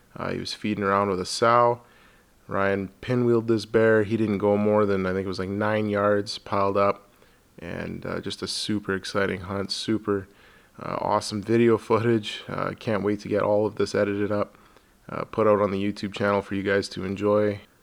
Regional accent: Alberta, Canada; I'm from Alberta here

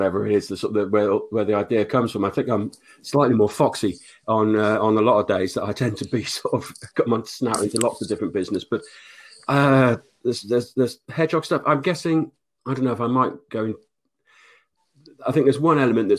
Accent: Oxford, South East England, United Kingdom; also born or lived in Denmark; I grew up in Oxford mainly, left school at 16.

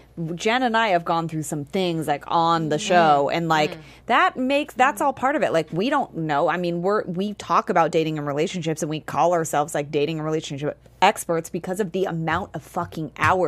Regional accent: San Francisco, California, United States; also born or lived in New York; now in Los Angeles, United States; I'm from San Francisco. I lived in New York for a little bit.

